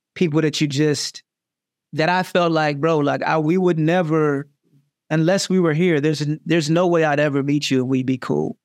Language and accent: English; Jacksonville, Florida, United States; moved away as an adult; now in New York City, United States; growing up in Jacksonville